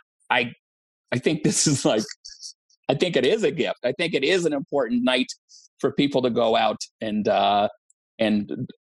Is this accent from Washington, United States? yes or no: yes; Olympia, Washington, United States; I'm from Olympia, Washington